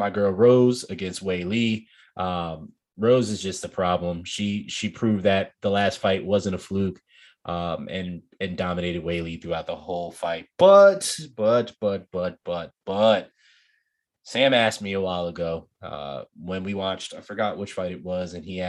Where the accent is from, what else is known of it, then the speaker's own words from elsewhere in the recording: Nigeria; me being Nigerian